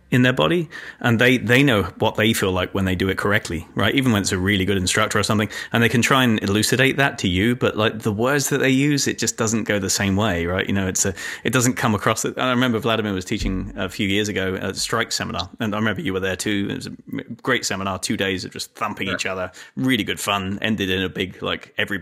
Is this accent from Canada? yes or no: no; England, United Kingdom; moved away; I grew up in England